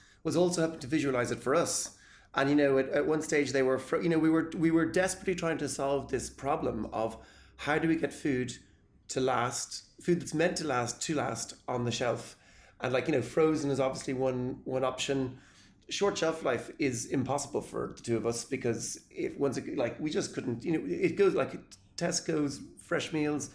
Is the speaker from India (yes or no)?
no; Ballymaloe, Munster, Ireland; I come from Ballymaloe.